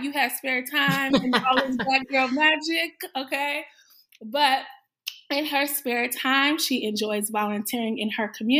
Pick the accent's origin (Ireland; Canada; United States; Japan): United States; Chicago, Illinois; Chicago, Illinois. That's my hometown